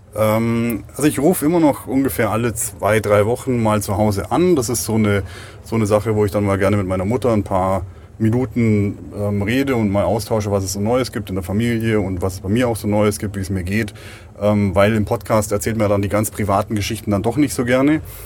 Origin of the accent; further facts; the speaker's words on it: Augsburg, Bavaria, Germany; moved away as an adult; Das Augsburg ist mein, mein Heimatort, wo ich die letzten 25 Jahre verbracht habe